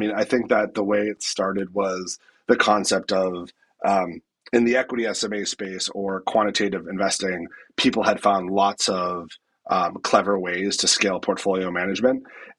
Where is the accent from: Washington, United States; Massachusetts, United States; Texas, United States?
Massachusetts, United States; I grew up outside of Boston